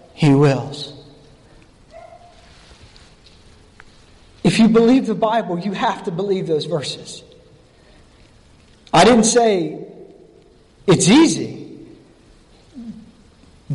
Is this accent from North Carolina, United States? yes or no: yes; North Carolina, United States; accent: North Carolina; that's my North Carolina Pharaoh.